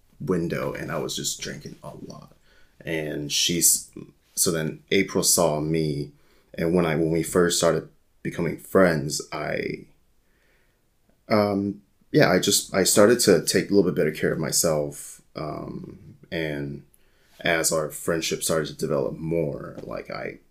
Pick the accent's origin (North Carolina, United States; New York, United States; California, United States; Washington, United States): California, United States; San Jose; moved away as an adult; So I grew up in the Bay Area. So I grew up in San Jose, California